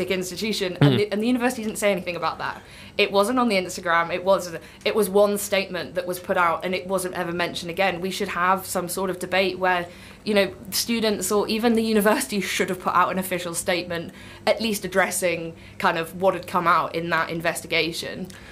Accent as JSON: {"language": "English", "town": "Newcastle upon Tyne", "region": "North East England", "country": "United Kingdom", "moved": "yes", "said": "I'm originally from Newcastle"}